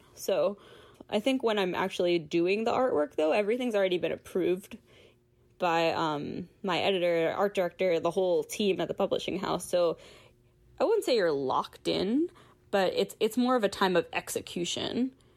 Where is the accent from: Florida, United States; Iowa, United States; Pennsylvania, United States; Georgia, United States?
Pennsylvania, United States; Philadelphia; I'm from Philadelphia.